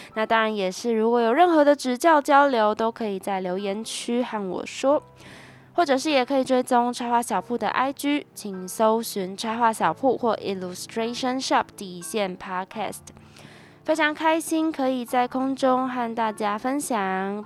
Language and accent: Chinese; Taiwan; 身为台湾人